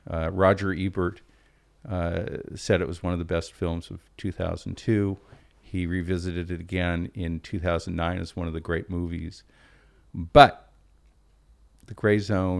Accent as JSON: {"language": "English", "town": "Portland", "region": "Oregon", "country": "United States", "said": "I'm from Portland. There are Jews in Portland."}